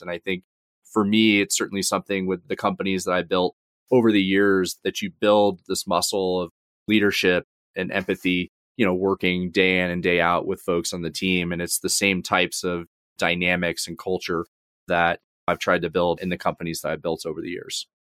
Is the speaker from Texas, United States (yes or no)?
no; Georgia, United States; also born or lived in Atlanta suburbs; I grew up in Georgia, so initially grew up in the suburbs outside of Atlanta and moved around a couple of times growing up